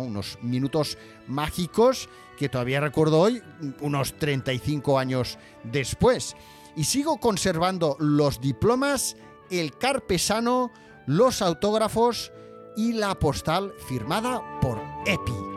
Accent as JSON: {"language": "Spanish", "town": "Barcelona", "region": "Catalonia", "country": "Spain", "tie": "born or raised there", "said": "yo nací en las Ramblas de Barcelona"}